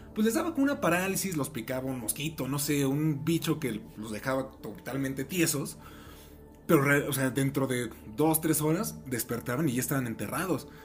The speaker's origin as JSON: {"language": "Spanish", "region": "Mexico City", "country": "Mexico", "moved": "yes", "said": "yo soy de la Ciudad de México, toda mi familia vive allá"}